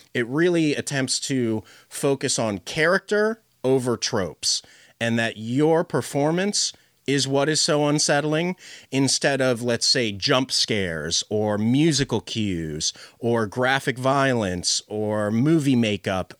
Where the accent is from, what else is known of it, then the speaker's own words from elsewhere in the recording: Philadelphia, Pennsylvania, United States; am from the U.S. I'm from Philadelphia.